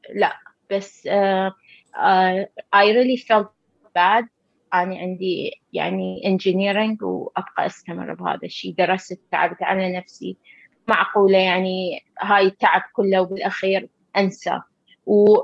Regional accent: Iraq; moved away as an adult; now in United States; احنا درسنا بالعراق

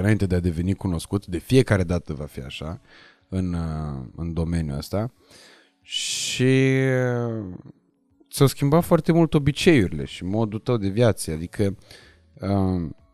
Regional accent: Moldavia, Romania; now in Bucharest, Romania; toți suntem din Moldova

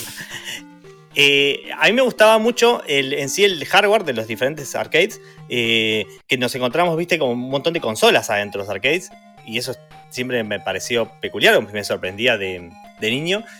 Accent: Mar del Plata, Buenos Aires Province, Argentina; yo crecí en Mar del Plata

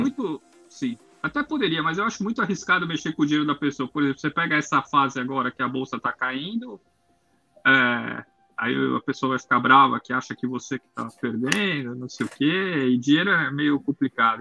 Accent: São Paulo, Brazil; eu sou de São Paulo lá

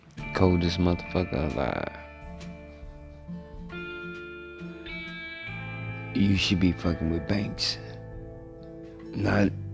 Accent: Louisiana, United States; also born or lived in Monroe, Louisiana; now in Texas, United States; I'm from Louisiana

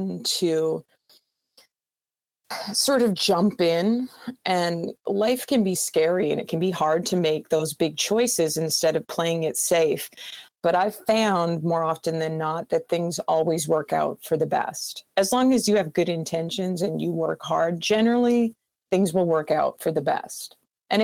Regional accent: McCreary, Manitoba, Canada; I'm from a super small town in Manitoba. I grew up, population was about 800 people.

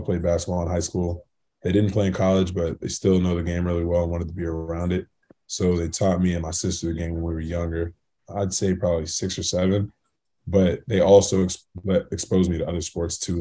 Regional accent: The Colony, Texas, United States; moved away as an adult; growing up in Texas

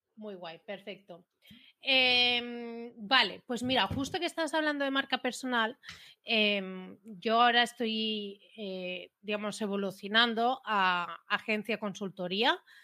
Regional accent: Premià de Mar, Catalonia, Spain; Soy catalana

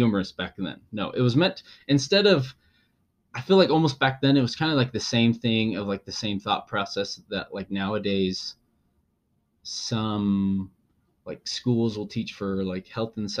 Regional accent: Utah, United States; we're from Utah. We live in Utah

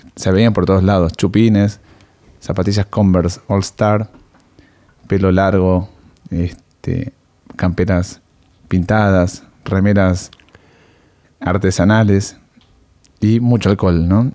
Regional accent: Argentina; somos argentinos

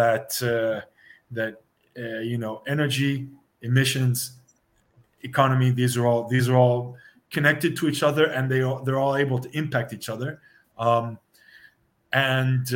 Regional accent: United States; moved away as an adult; now in European Union; I'm an American expat living in the EU since the early 2000s

